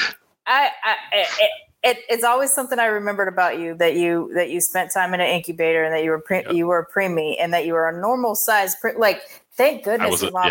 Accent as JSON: {"language": "English", "town": "Long Beach", "region": "California", "country": "United States", "tie": "born or raised there", "also_born_or_lived": "Sacramento, California", "moved": "yes", "lives_now": "Houston, United States", "said": "I say I'm from Long Beach, but I'm born in Sacramento"}